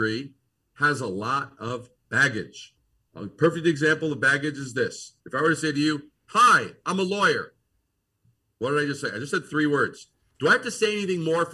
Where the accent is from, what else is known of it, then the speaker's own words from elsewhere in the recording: New York City, New York, United States; moved away as an adult; also born or lived in Brooklyn, New York; now in Eau Claire, United States; growing up in Brooklyn, being born in Brooklyn, raised in Queens